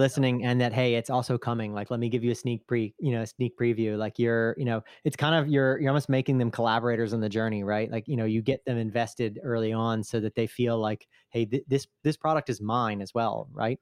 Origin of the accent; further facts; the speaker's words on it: United States; now in Italy; I'm still an American citizen, uh, just living over here